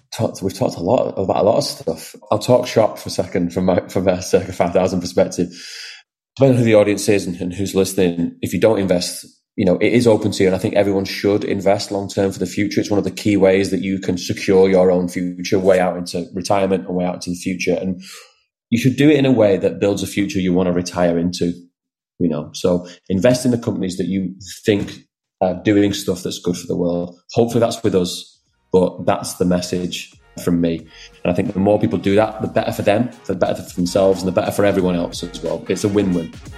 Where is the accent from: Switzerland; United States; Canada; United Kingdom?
United Kingdom; Wigan, North West England; moved away as an adult; also born or lived in London; now in Wigan, United Kingdom; I was born and raised in Wigan